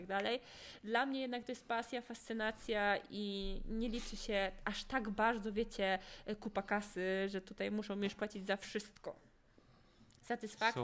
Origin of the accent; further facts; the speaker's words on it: Podlaskie Voivodeship, Poland; moved away as an adult; now in Poznań, Poland; ja nie jestem z Poznania, ale wiecie, że teraz mieszkam w Poznaniu, no tak jak mówię, jestem z Podlasia